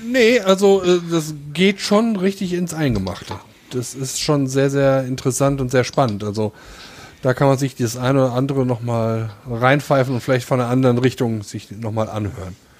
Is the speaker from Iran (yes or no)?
no; Dillenburg, Hesse, Germany; meiner Geburtsstadt Dillenburg